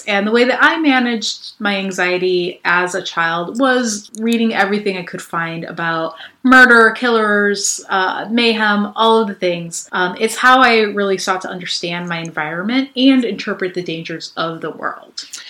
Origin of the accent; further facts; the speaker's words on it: Chicago, Illinois, United States; also born or lived in Boston; I grew up in the West Lawn neighborhood on the southwest side of Chicago over by Midway Airport